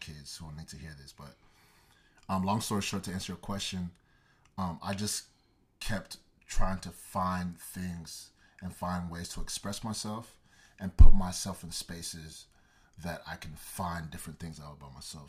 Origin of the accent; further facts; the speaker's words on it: Dallas, Texas, United States; also born or lived in Nigeria; I was born and raised in Dallas, Texas, Garden specifically, and, um, I'm Nigerian, uh, Igbo boy